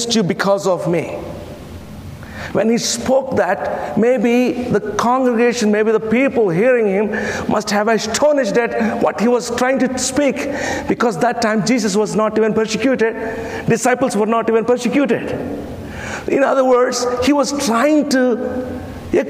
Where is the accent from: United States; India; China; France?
India; first language Telugu; English is a second language; I come from India, where 1,652 languages and dialects are spoken